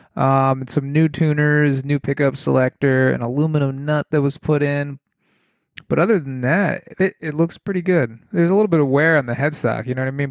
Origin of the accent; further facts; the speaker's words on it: New England, United States; I'm from New England.